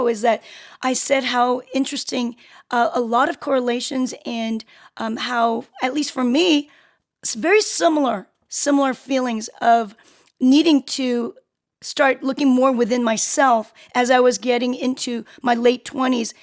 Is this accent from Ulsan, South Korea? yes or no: no; Seoul, South Korea; now in United States; I'm from Korea, Seoul, Korea. So I'm from a different country. I've been in the States for a very long time.